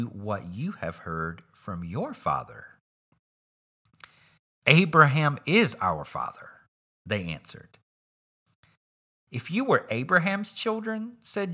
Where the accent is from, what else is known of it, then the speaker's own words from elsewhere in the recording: southeastern U.S., Southeastern United States, United States; accent: Southern; I grew up in a place and culture in the southeastern U.S. where family was important.